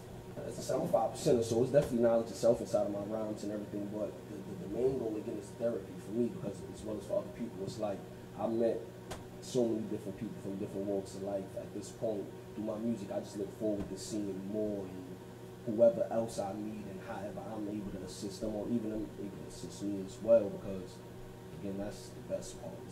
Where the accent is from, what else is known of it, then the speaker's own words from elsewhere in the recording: Brooklyn, New York, United States; I'm from here in Brooklyn. I'm an artist from Brooklyn.